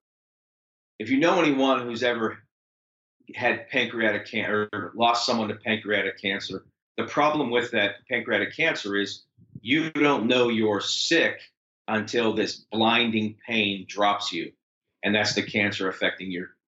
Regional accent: Pittsburgh, Pennsylvania, United States; I'm from Pittsburgh. I live in Pittsburgh

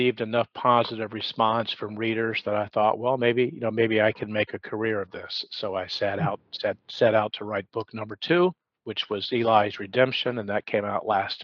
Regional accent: Atlanta, Georgia, United States; now in Charleston, United States; I was born and raised in Atlanta, so I understood what it meant to be born and raised in the South

